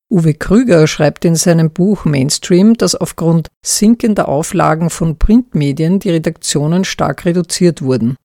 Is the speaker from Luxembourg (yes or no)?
no; Austria; Mein Heimatland Österreich